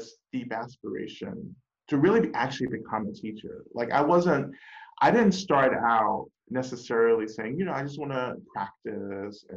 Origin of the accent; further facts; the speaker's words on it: North Georgia, United States; moved away as an adult; now in Boston, United States; I grew up in North Georgia, rural North Georgia, and grew up in the black church.